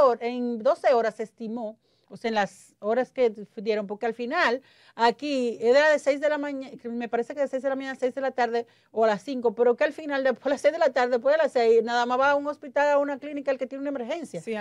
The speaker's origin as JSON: {"language": "Spanish", "country": "Dominican Republic", "said": "Yo soy pro dominicano, yo soy, este mi país"}